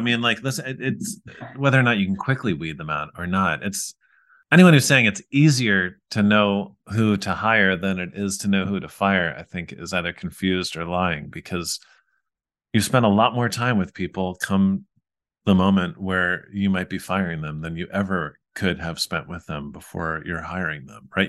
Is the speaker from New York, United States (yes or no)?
yes; New York, United States; We grew up in New York